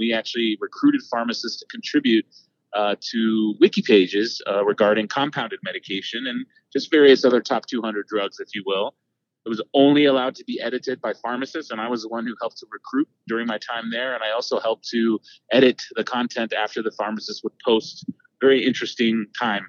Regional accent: Austin, Texas, United States; now in Dallas, United States; as a Texan, you grow up a Longhorn when you're from Austin, and that's where I was born and raised

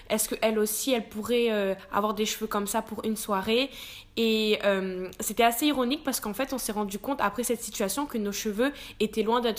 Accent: Réunion, France; Ça a surtout démarré quand je suis arrivée en métropole puisque je suis originaire de La Réunion.

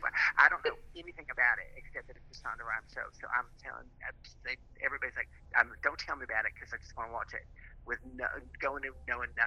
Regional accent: the South, United States; and you know I'm from the South, so I probably have more than I should.

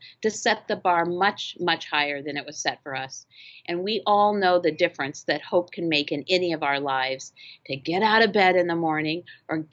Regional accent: Phoenix, Arizona, United States; Phoenix is unique. It's my hometown

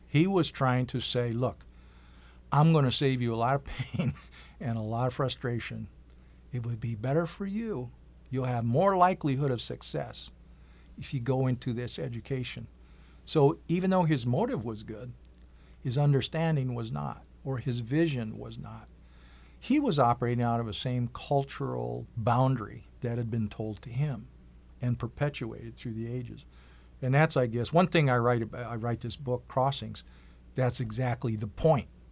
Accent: Green Bay, Wisconsin, United States; now in Iowa City, United States; Originally, I'm from the Oneida Indian Reservation in, uh, Green Bay, Wisconsin

